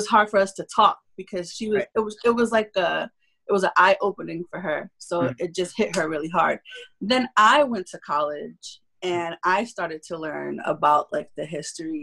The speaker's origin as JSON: {"language": "English", "town": "New York City", "region": "New York", "country": "United States", "tie": "born or raised there", "also_born_or_lived": "Spanish Harlem, New York", "said": "I grew up in Bushwick Projects"}